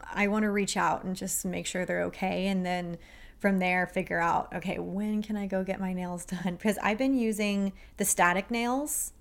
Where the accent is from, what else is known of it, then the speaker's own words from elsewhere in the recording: Texas, United States; I'm a girl from Texas